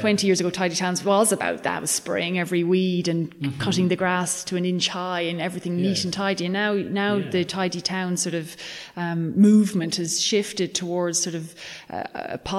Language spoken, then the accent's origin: English; County Mayo, Connacht, Ireland; moved away; I'm from County Mayo originally